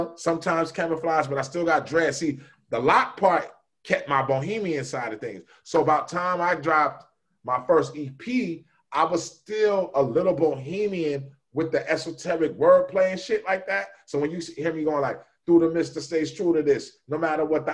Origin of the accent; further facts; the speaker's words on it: Northern California, United States; I'm from Northern Cali